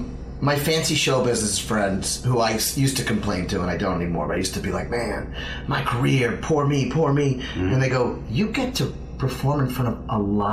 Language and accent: English; New Orleans, Louisiana, United States; born or raised there; also born or lived in Montreal, Canada